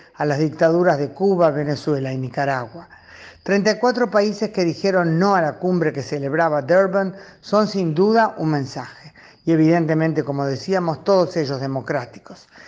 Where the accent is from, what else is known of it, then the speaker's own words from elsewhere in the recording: Uruguay; Como uruguaya y como judía uruguaya